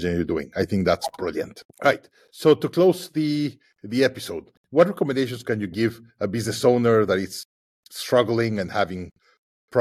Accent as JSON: {"language": "English", "country": "Mexico", "tie": "born or raised there", "said": "my home country, Mexico"}